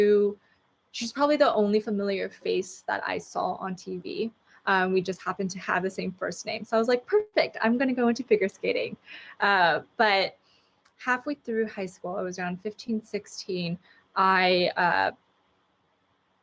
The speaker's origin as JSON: {"language": "English", "town": "Los Angeles", "region": "California", "country": "United States", "tie": "born or raised there", "said": "born and raised in Los Angeles, fourth generation"}